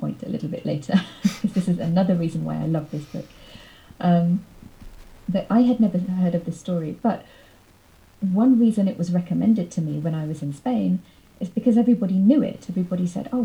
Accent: United Kingdom; my experience as a British person

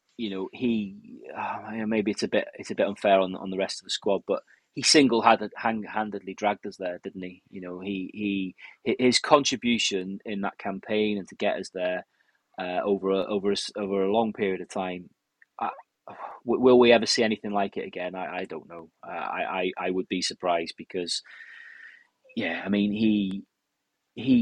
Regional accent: Wales, United Kingdom; as a Welshman

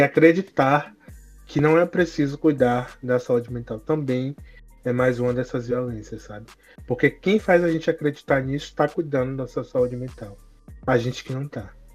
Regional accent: Bahia, Brazil; sou baiano

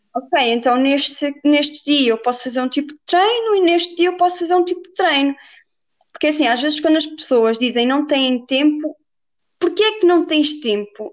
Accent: Viseu, Portugal; also born or lived in Guarda; sou de Viseu

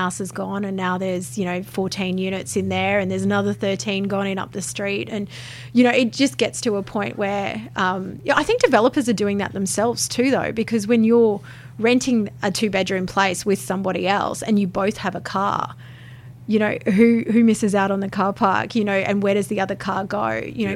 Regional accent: Peachester, Queensland, Australia; growing up in Peachester, you know, where we didn't have any option but to drive

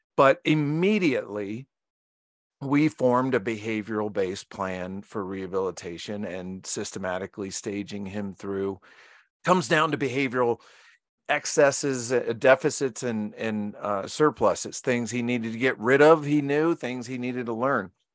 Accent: Virginia, United States; I was born in Virginia

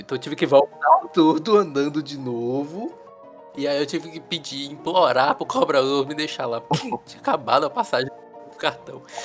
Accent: Salvador, Bahia, Brazil; eu sou de Salvador

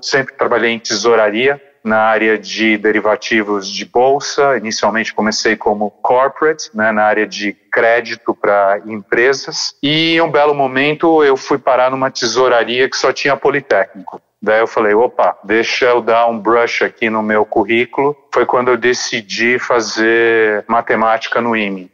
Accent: São Paulo, Brazil; Eu estudei, acho que boa parte da minha infância com você no St. Paul's, é um colégio bilíngue aqui de São Paulo

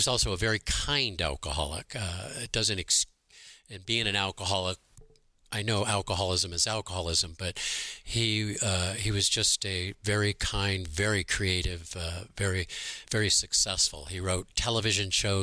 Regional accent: Newport Beach, California, United States; also born or lived in Santa Monica, California; I grew up in Newport Beach, which was heaven on earth in the 50s

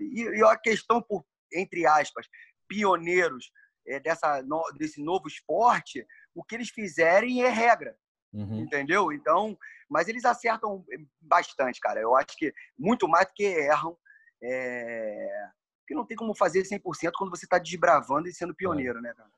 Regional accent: Rio de Janeiro, Brazil; also born or lived in California; eu sou nascido e criado no Meia e é um bairro de subúrbio do Rio de Janeiro

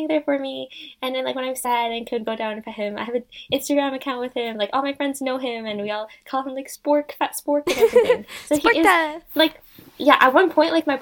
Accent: Canada; I grew up in Canada my entire life

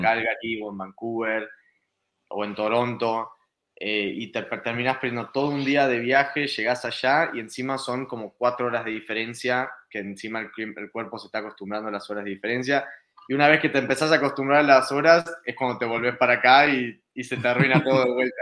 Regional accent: Argentina; also born or lived in Spain; now in Canada; como argentino

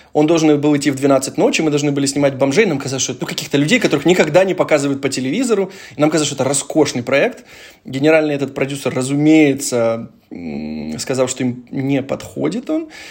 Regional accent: Dnipro, Dnipropetrovsk Oblast, Ukraine; мы все вместе из Днепра

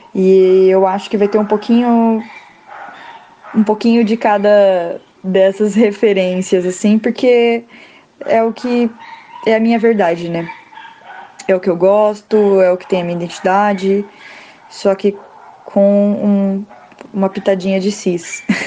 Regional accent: Rondônia, Brazil; eu sou de Rondônia

